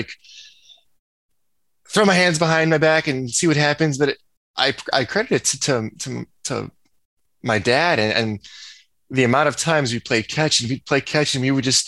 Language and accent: English; about 45 minutes from Evanston, Illinois, United States; moved away as an adult; also born or lived in Nebraska; I'm from Illinois. I'm about 45 minutes away from Evanston, and Coach Fitzgerald would come to my high school every other week to recruit me